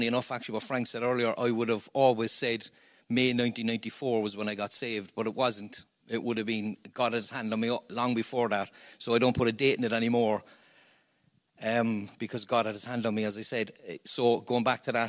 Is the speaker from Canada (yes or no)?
no; Cork, Munster, Ireland; accent: Cork; I'm a Cork man.